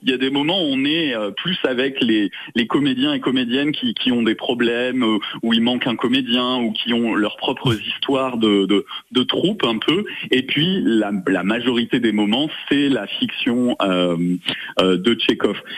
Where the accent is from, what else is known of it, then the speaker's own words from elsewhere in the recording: Saint-Maurice-de-Ventalon, Occitania, France; moved away as an adult; also born or lived in Lausanne, Switzerland; dans le petit village Saint-Maurice-de-Ventalon qui est euh, vers le pont de Montvert dans le sud de la, Lozère. Euh, voilà, bah, moi c'est là où j'ai grandi